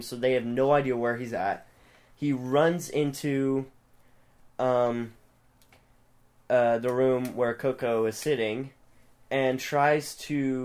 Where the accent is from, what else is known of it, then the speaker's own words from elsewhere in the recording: the South, United States; I'm from the South. Y'all from, like, up. Well, technically, my family's from up north, but I live my whole life in the South